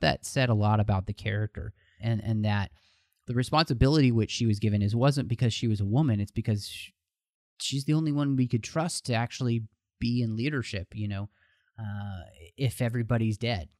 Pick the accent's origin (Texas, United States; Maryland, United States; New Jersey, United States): Texas, United States; moved away; I am originally from Texas